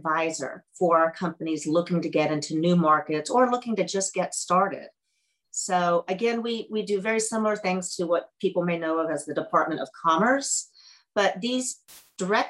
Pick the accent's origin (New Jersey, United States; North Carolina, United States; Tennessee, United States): Tennessee, United States; moved away as an adult; also born or lived in Colorado; I grew up in Tennessee and went out to Colorado for my undergrad and then stayed for almost 20 years